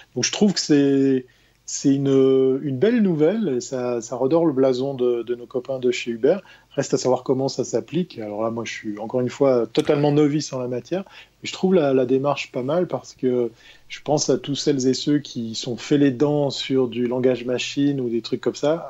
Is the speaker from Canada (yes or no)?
no; Switzerland; chez nous en Suisse